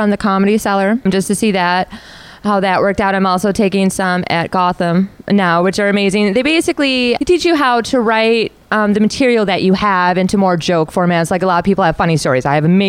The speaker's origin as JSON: {"language": "English", "town": "Milwaukee", "region": "Wisconsin", "country": "United States", "also_born_or_lived": "Los Angeles / Florida", "moved": "as an adult", "lives_now": "New York City, United States", "said": "I ended up spending most of it in Florida. I'm from Wisconsin, so I moved out of Wisconsin for very specific reasons."}